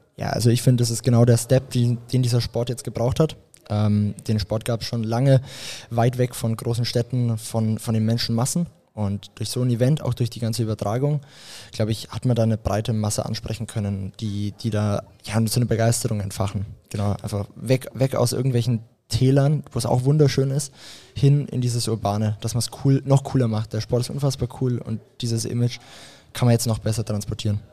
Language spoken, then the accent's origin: German; Graz, Styria, Austria; aus Graz, wo ich aufgewachsen bin